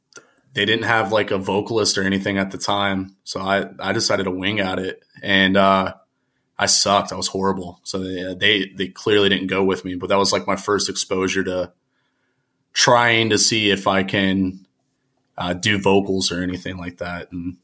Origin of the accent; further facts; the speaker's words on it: Reynoldsburg, Ohio, United States; So I was born in Reynoldsburg, Ohio, which is, it's just east of Columbus. It might as well just be Columbus, about 20 minutes outside of the city. Very small town. You know, I grew up there.